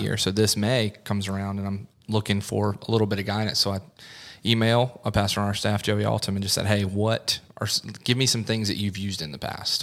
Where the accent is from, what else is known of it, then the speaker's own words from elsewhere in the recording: the Midlands of South Carolina, United States; also born or lived in Clemson, South Carolina; I grew up in the Midlands of South Carolina, moved up to Clemson